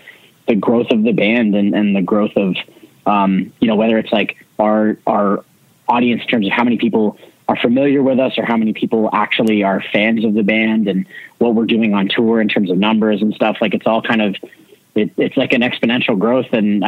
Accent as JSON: {"language": "English", "country": "Canada", "said": "we weren't a very known band, especially being like Canadian and coming from like, you know, and then just starting to break into the United States."}